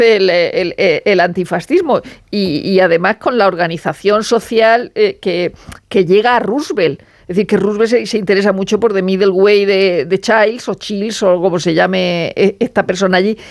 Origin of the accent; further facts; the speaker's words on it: Murcia, Region of Murcia, Spain; yo soy de Murcia.